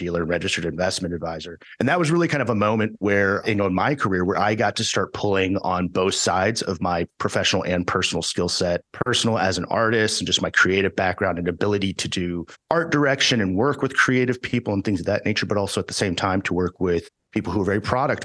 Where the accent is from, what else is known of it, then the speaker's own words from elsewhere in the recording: Houston, Texas, United States; also born or lived in Dallas, Texas / Austin, Texas; I grew up in Houston, Texas